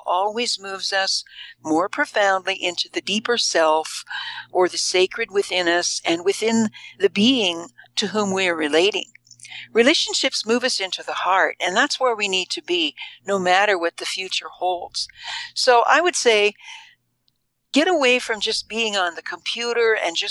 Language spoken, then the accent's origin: English; Indiana, United States; now in Boulder, United States; my home state of Indiana, way back in the Midwest